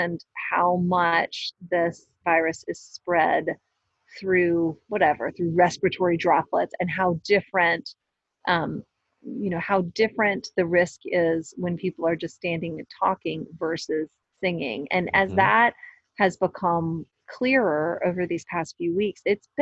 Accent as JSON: {"language": "English", "town": "Louisville", "region": "Kentucky", "country": "United States", "said": "I'm from Louisville"}